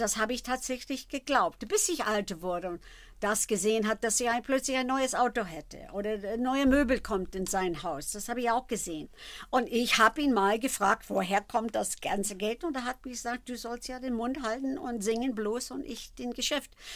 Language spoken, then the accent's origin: German; Philadelphia, Pennsylvania, United States; German is a second language; moved away; also born or lived in Germany; ich habe hab viel Fernsehen in Philadelphia gemacht, also meine Heimatstadt